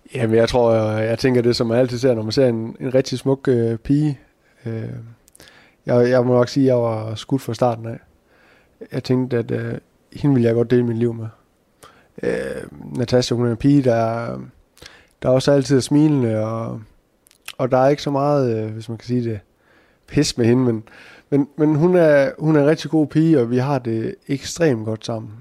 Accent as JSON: {"language": "Danish", "town": "Skjern", "region": "Central Denmark Region", "country": "Denmark", "said": "kommer fra Skærn af"}